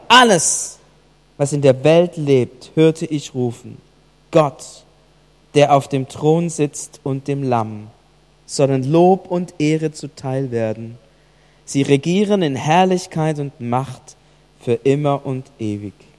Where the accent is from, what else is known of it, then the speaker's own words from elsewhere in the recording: Germany; bei uns in Deutschland